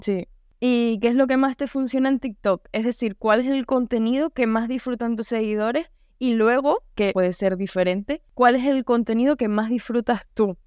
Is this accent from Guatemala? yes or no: no; Canary Islands, Spain; accent: Canarian; yo pues tengo el acento canario